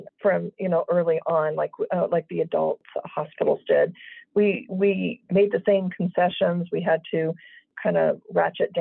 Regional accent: Las Vegas, Nevada, United States; moved away; I grew up in Las Vegas in a household of teachers

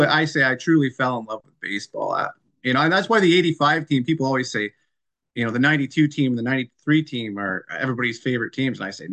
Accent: Dorchester, Ontario, Canada; I grew up in Dorchester, Ontario

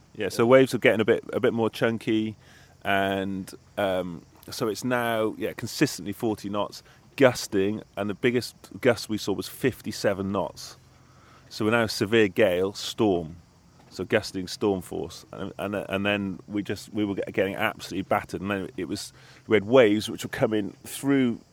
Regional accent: Cardiff, Wales, United Kingdom; I grew up in Cardiff in Wales

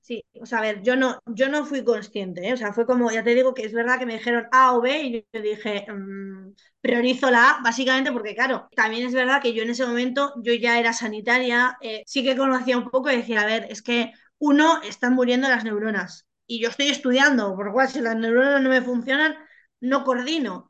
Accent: Basque Country, Spain; moved away; yo soy vasca

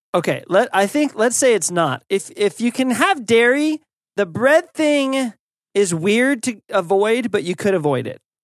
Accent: United States; as an American

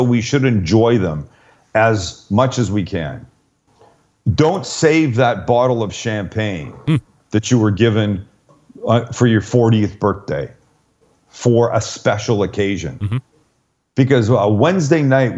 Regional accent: Canada; moved away; I'm Canadian

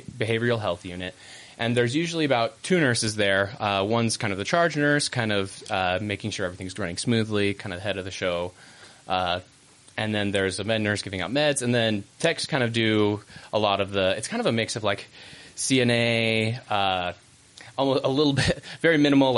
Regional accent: San Diego, California, United States; moved away; I'm from San Diego originally

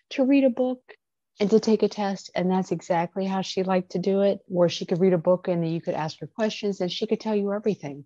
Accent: Midwest, United States; moved away; I'm from the Midwest

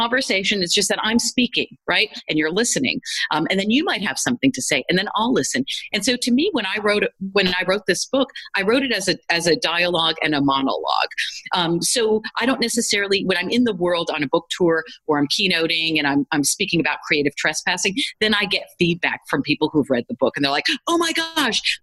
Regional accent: United States; as a kid growing up in the United States

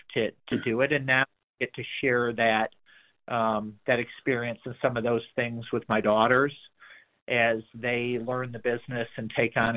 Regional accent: Detroit, Michigan, United States; moved away; growing up in the Metro Detroit area

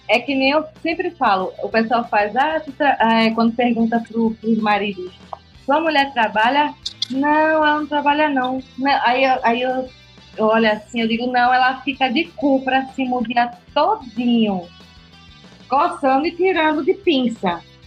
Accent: Northeast Brazil, Brazil; moved away; Tem um termo que a gente usa lá na, no Nordeste

